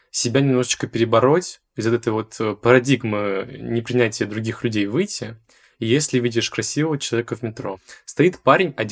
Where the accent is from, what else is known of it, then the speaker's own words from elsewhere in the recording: Kotelnikovo, Volgograd Oblast, Russia; moved away as an adult; now in Moscow, Russia; Я вот, например, из э, Волгоградской области, город Котельниково. Это не Котельники, это Котельниково.